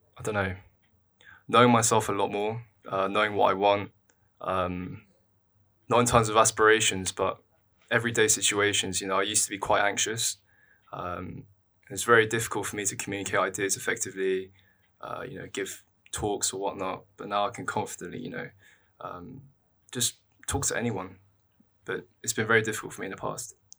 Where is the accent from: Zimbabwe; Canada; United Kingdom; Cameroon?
United Kingdom; London; I'm from London. I've always lived in London